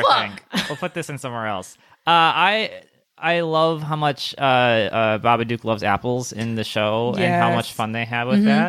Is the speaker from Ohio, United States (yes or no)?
no; Wisconsin, United States; moved away; growing up in Wisconsin.